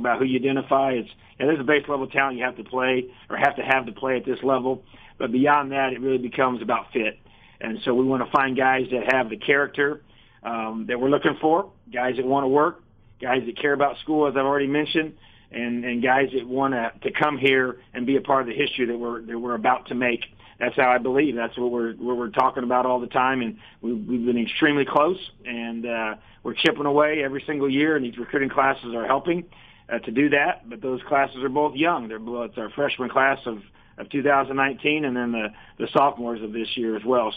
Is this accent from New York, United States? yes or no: no; Indiana, United States; born and raised in Indiana